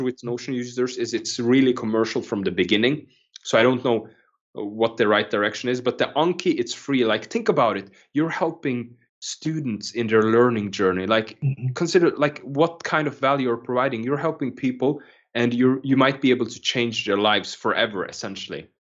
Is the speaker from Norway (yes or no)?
yes; Norway; also born or lived in Kenya; when I was growing up, um, lived in a small island in Norway. Uh, like we moved from Kenya before I used to live there